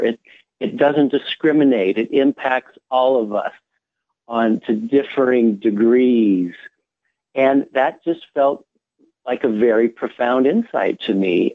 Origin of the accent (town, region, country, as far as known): United States